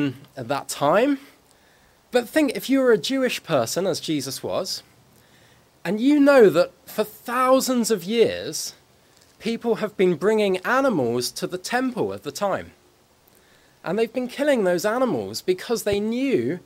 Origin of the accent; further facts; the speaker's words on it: Guernsey; I said I was from Guernsey